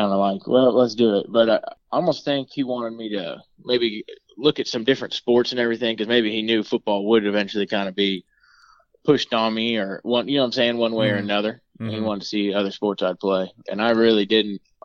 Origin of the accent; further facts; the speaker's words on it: Melbourne, Florida, United States; I was born in Melbourne, Florida